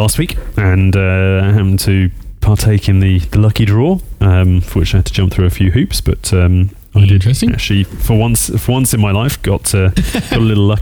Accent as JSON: {"language": "English", "country": "United Kingdom", "accent": "UK English", "moved": "yes", "lives_now": "United States", "said": "I'm UK English"}